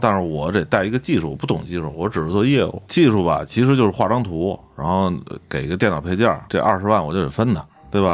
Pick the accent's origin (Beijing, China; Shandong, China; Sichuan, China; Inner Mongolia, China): Beijing, China; 虽然我是一个北京人，也有朋友，也有哥们儿，也有好多亲戚